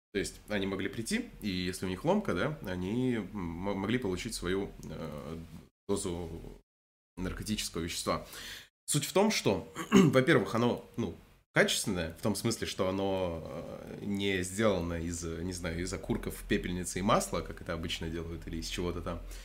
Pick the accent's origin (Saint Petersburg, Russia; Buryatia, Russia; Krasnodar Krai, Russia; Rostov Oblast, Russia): Krasnodar Krai, Russia; Я не с Дона, конечно, но не слишком далеко оттуда. Если так уж интересно, я из Краснодарского края.